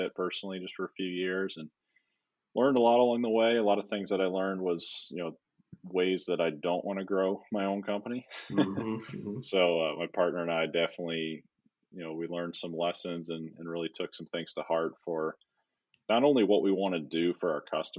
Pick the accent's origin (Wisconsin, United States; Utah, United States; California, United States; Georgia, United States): Wisconsin, United States; I grew up in Wisconsin